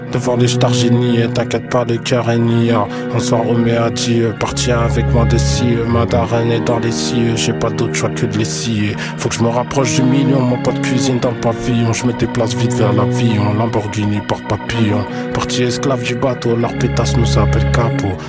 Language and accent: French; Paris, Île-de-France, France; Je suis pas issu d'un quartier banlieusard. Nous, on a grandi dans Paris Tramuros, aux portes de la richesse